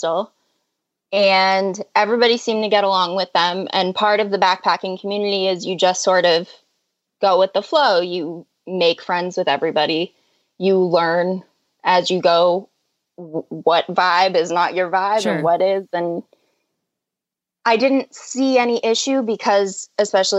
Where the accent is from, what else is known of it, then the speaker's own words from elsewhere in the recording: Boston, Massachusetts, United States; I'm from Boston. Like everybody in my family and will probably always be from Boston because that's how Boston works.